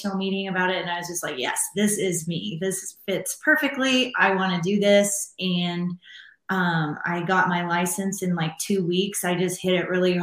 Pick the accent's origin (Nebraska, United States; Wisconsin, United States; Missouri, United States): Nebraska, United States; moved away as an adult; now in Denver, United States; I am originally from Nebraska, grew up on a farm there